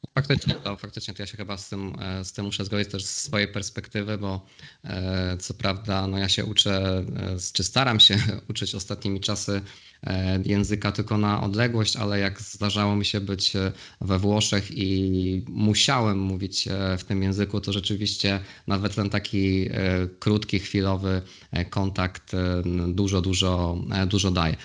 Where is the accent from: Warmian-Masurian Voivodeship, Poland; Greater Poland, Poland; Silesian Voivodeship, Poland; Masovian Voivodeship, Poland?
Greater Poland, Poland; Poznań; obaj jesteśmy z, Poznania